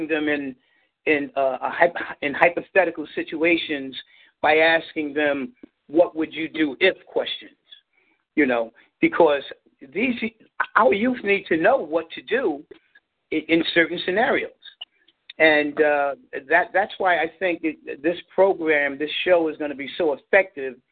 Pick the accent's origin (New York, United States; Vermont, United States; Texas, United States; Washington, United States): New York, United States; New York City; also born or lived in Bronx, New York; I was born in Harlem. I was born in Harlem Hospital, lived on 132nd Street and 8th Avenue, seen it all there. Moved up to the Bronx